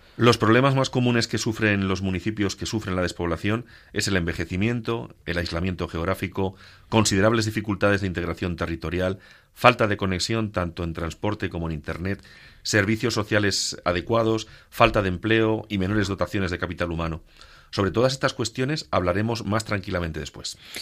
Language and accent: Spanish; Castilla-La Mancha, Spain; como dicen en mi tierra manchega